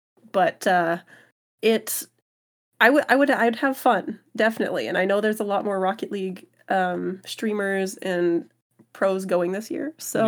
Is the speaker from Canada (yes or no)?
yes; Canada; but the discount as a Canadian, kind of worth it, in my opinion